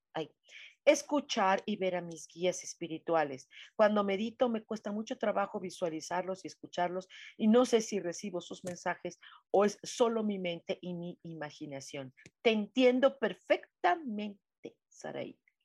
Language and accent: Spanish; Mexico; como decimos mexicanos